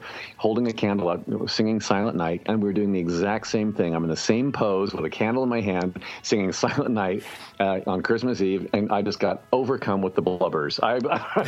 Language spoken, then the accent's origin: English; Indianapolis, Indiana, United States; I was growing up in Indianapolis